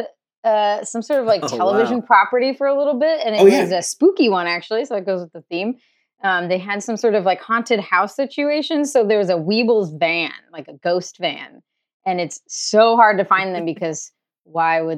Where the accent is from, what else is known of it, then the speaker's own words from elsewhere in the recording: Santa Rosa, California, United States; moved away as an adult; also born or lived in Santa Cruz, California; now in Glendale, United States; I was raised in Santa Rosa, which is like North Bay Area wine country.